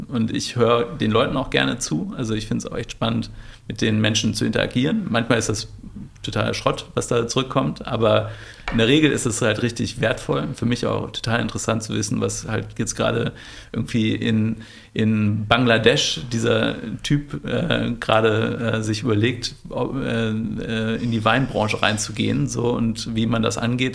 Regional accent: Bielefeld, North Rhine-Westphalia, Germany; Ich komme aus Bielefeld ursprünglich

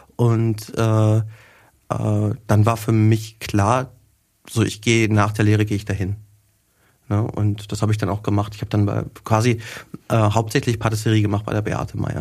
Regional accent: Wetter, North Rhine-Westphalia, Germany; moved away as an adult; also born or lived in Hagen; now in Nuremberg, Germany; bei uns zu Hause quasi in Wetter, wo ich herkomme

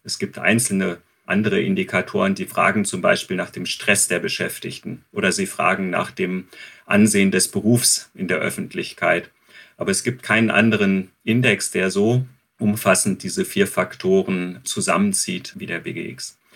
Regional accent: Germany; Wie steht es um die Alten und die Krankenpflege bei uns in Deutschland?

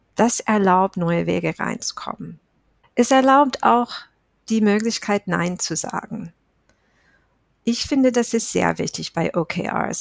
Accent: United States; German is a second language; moved away as an adult; now in Germany; ich bin Amerikanerin, ich lebe seit Jahren in Deutschland

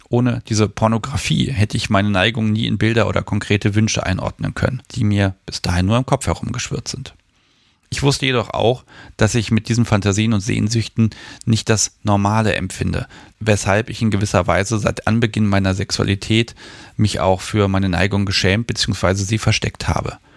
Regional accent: Germany; Ich bin in der DDR aufgewachsen und in einem christlichen Elternhaus.

